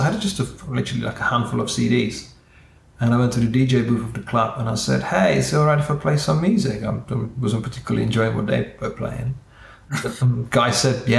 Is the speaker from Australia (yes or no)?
no; Czechia; moved away; I'm from Czech Republic, so we've got our national sport is not football, but it's ice hockey.